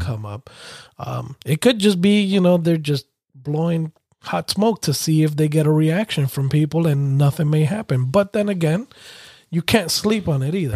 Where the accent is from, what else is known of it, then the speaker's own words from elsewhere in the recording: New York, United States; growing up in New York